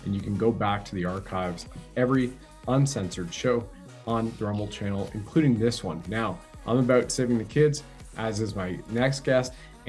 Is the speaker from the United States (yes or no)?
no; Canada